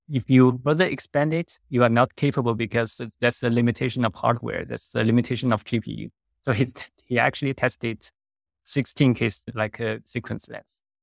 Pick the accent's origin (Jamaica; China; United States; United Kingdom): China; moved away as an adult; also born or lived in Netherlands; I was originally from China